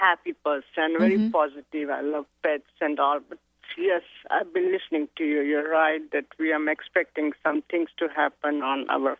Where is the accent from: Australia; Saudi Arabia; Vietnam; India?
India; now in United States; I'm from India here in US, and I'm married to a guy and I live here.